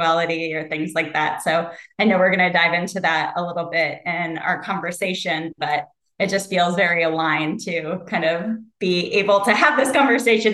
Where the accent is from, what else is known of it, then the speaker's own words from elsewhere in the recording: Ohio, United States; I grew up in the Midwest like you did. I grew up in Ohio